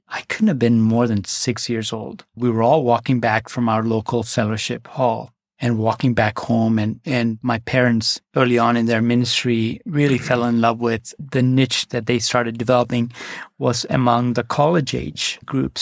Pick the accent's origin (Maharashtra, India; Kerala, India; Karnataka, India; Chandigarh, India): Kerala, India; also born or lived in Northeast India; now in United States; grew up in the Northeast for the first four years of my life and then came back down to the southern tip in a state called Kerala.